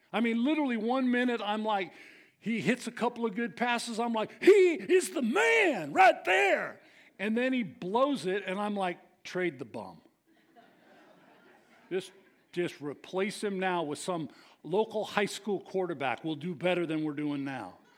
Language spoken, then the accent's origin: English; San Leandro, California, United States; I grew up in San Leandro